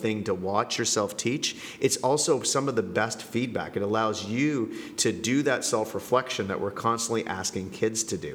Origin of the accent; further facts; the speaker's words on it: Canada; moved away as an adult; also born or lived in Colombia / Buenos Aires, Argentina / Moscow, Russia; now in Jakarta, Indonesia; I'm originally from Canada